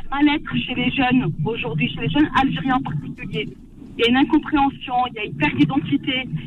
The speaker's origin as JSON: {"language": "French", "country": "Tunisia", "moved": "yes", "lives_now": "Saint-Étienne, France", "said": "moi, en tant que tunisienne et en tant que professeur dans, dans, dans l'enseignement"}